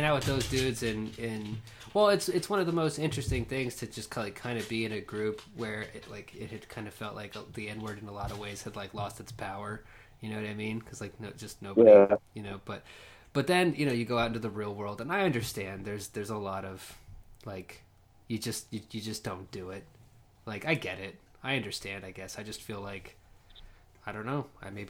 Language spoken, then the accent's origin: English; Lawton, Oklahoma, United States; growing up in Lawton